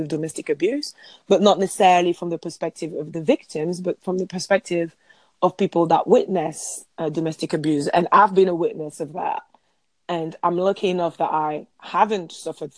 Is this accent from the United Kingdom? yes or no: no; France; I'm French